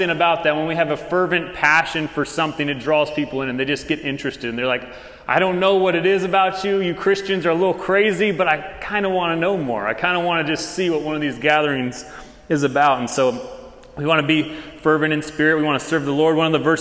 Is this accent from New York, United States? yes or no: no; Tucson, Arizona, United States; moved away as an adult; now in Texas, United States; We are from Tucson, Arizona